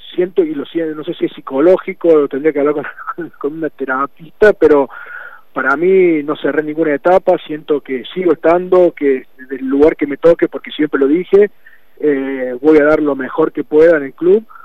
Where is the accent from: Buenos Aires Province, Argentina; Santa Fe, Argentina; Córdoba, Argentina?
Córdoba, Argentina; Río Cuarto; me sentí un embajador de Río Cuarto y de mi club